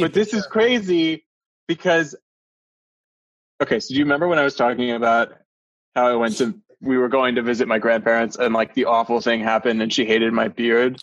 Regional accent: Connecticut, United States; I grew up in Connecticut

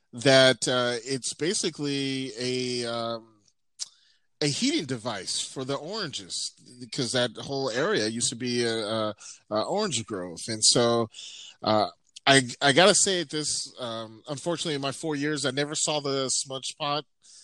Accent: Pomona, California, United States; moved away as an adult; also born or lived in La Verne, California; now in Bay Area, United States; I grew up in South Pomona. And when I was 10 or 11 or 12 years old, actually, my mom told me, we're going to move to Laverne

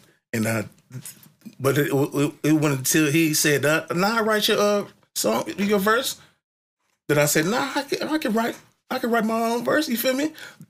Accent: Vallejo, California, United States; born or raised there; also born or lived in East Oakland

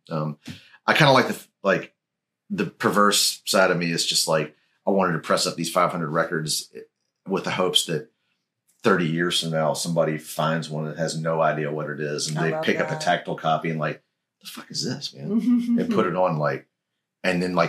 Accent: Memphis, Tennessee, United States; I'm from Memphis

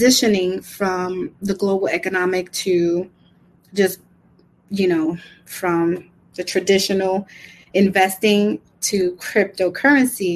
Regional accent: New York City, New York, United States; also born or lived in Brooklyn; I was born in Brooklyn, raised in Washington Heights, and now I live in the Bronx

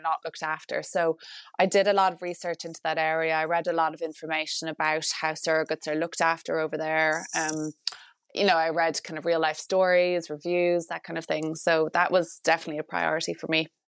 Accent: Ireland; as an Irish married couple

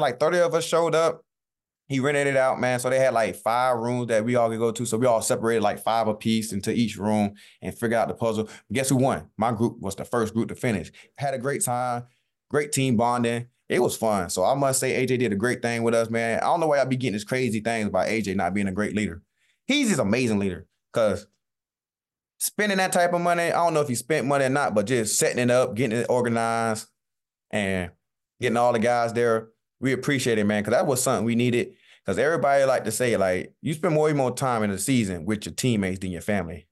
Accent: Southeast Georgia, United States; moved away; I'm from Southeast Georgia.

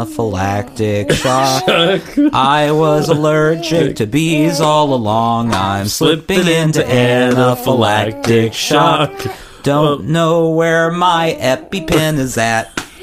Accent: United States; I'm an American.

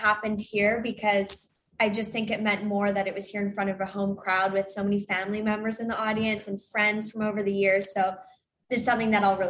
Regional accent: England, United Kingdom; accent: Canadian; And I grew up skating, despite my accent, the Canadian accent, I grew up skating in England.

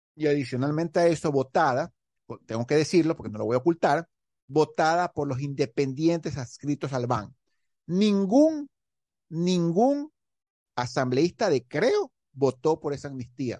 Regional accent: Guayaquil, Guayas, Ecuador; como ecuatoriano, como monito aquí de Guayaquil

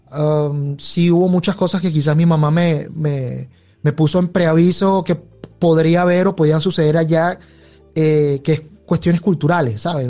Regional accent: Venezuela; yo me crié muy a lo venezolano

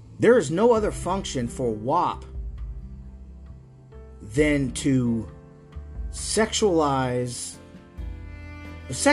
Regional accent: North Florida, United States; I grew up in North Florida, okay? All right, so it's very Southern

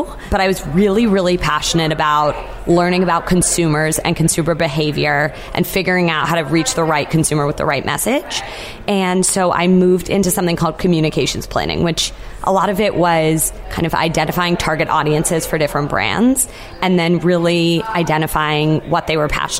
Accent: New England, United States; Yes, I grew up in New England, so that would have been great.

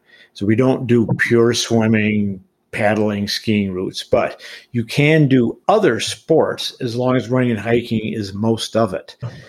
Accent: Colorado, United States; Colorado, my home state

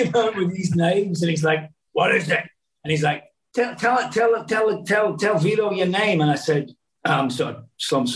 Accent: Scotland, United Kingdom; moved away; I'm actually Scottish

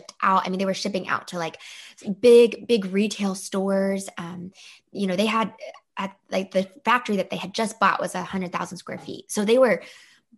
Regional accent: the South, Georgia, United States; I am from the South, but I'm not your typical Southern belle because my parents both were raised in Ohio and Indiana. They came down to the South in Georgia

